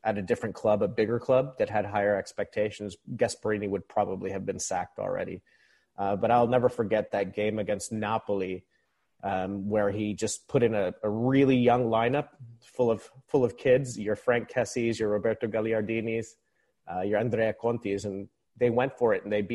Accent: Philippines; moved away as an adult; now in United States; I was born and raised in the Philippines, even though I'm stateside now. I've been stateside for about 20 years.

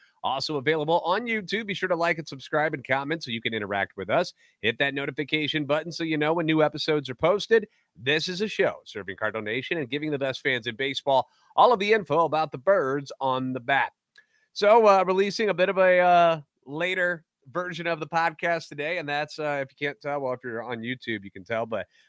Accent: St. Louis, Missouri, United States; I'm a national radio sports anchor, born and raised in the Lou and a lifetime Cardinals fan

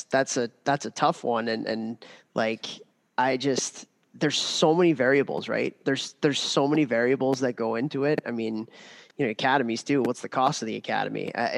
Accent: Chicago, Illinois, United States; I grew up in Chicago, got to play junior hockey in Chicago. I didn't have to leave home until I went to university.

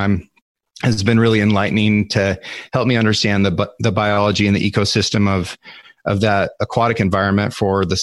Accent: Northeast Oregon, United States; I grew up here on the Sixth Ranch in Northeast Oregon

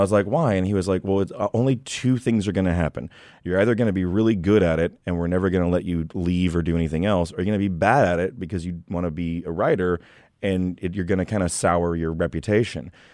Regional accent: Texas, United States; moved away as an adult; also born or lived in Queens, New York; now in New York, United States; I'm not from here. I'm from Texas

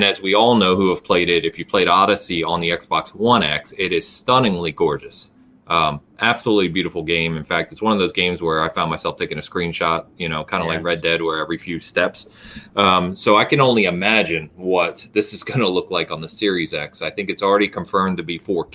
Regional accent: England, United Kingdom; being English

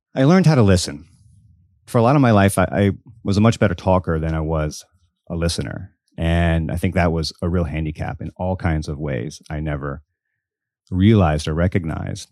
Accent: Biloxi, Mississippi, United States; I grew up in Biloxi, Mississippi

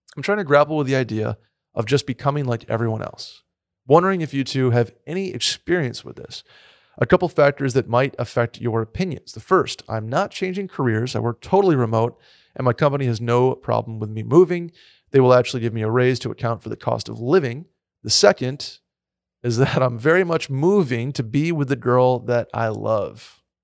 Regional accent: Saratoga Springs, New York, United States; moved away; growing up in Saratoga

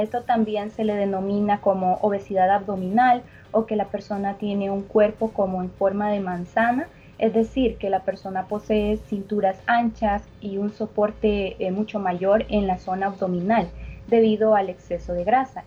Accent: El Salvador; nosotros como salvadoreños

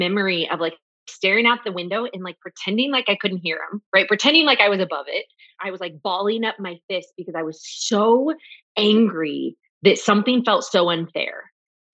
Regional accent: Austin, Texas, United States; growing up in Westlake in Austin

